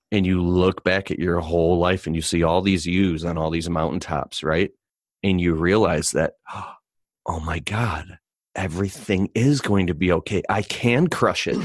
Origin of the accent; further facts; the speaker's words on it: Michigan, United States; I'm from Michigan